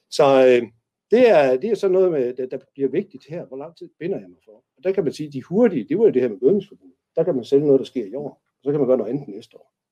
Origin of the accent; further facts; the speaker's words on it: North Jutland, North Denmark Region, Denmark; nu er jeg jo nordjyde